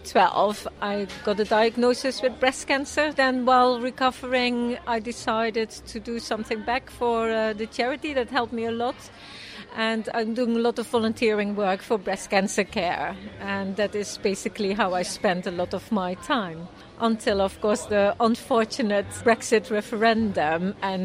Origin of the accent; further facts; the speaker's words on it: Netherlands; moved away as an adult; now in United Kingdom; I'm Dutch, and I came from the Netherlands here in 2001